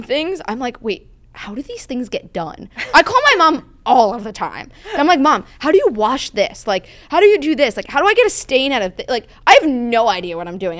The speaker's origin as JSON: {"language": "English", "area": "outside of New York City", "region": "New Jersey", "country": "United States", "tie": "born or raised there", "moved": "yes", "lives_now": "California, United States", "said": "I grew up outside of New York City"}